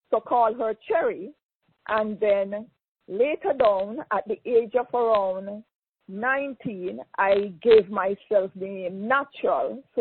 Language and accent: English; Jamaica; also born or lived in Kingston, Jamaica / Westmoreland, Jamaica; I was born in Jamaica, in Kingston, mother and father Kingstonian, and I grew up partially in the country, went to school in the country, and went to school in Kingston